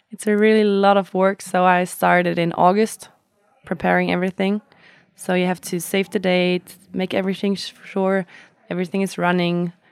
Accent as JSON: {"language": "English", "region": "Flanders", "country": "Belgium", "second_language": "English", "said": "I'm from Isterol. Belgium, Limburg."}